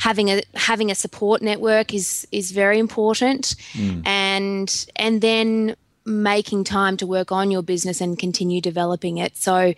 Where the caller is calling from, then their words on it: Goondiwindi, Queensland, Australia; I'm joining you from Gundawindi in Queensland, which is right on the border of New South Wales and Queensland on the McIntyre River.